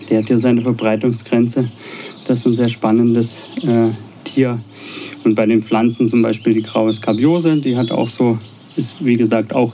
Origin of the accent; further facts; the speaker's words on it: Baden-Württemberg, Germany; accent: Swabian; now in Potsdam, Germany; Ja, wie du hörst, ist ja mein schwäbischer Dialekt nicht so stark.